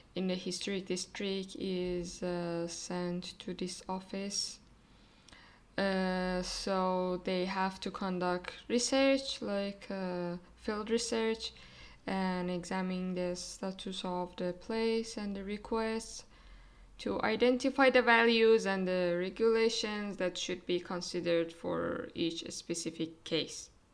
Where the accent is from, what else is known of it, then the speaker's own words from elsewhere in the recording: Iran; now in Germany; from Iran